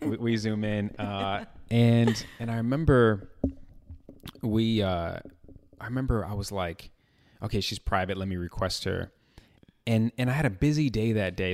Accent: Chicago, Illinois, United States; born and raised in Chicago

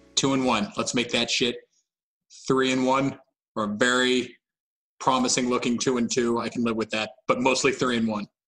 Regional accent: Columbus, Ohio, United States; I grew up in Columbus, like Buckeye fan

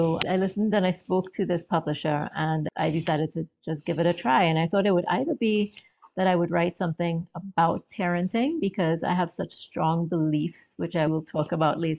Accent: Trinidad & Tobago; moved away as an adult; now in Maryland, United States; I'm originally from Trinidad in the Caribbean. And I was married and I now live in the US in Maryland.

